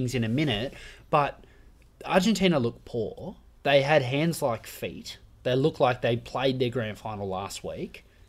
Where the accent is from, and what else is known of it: Australia